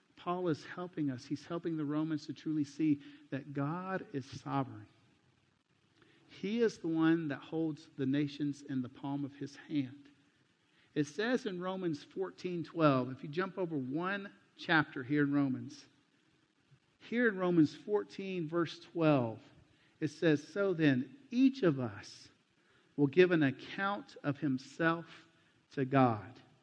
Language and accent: English; United States; moved away; also born or lived in Mexico; my home country